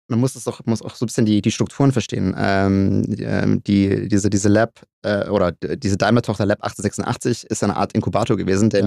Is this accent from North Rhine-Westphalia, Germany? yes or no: no; Stuttgart, Baden-Württemberg, Germany; Ich glaube, als, ähm, als gebürtiger Stuttgarter ist das, ist das ein Thema Auto Mobilität, was einen umgibt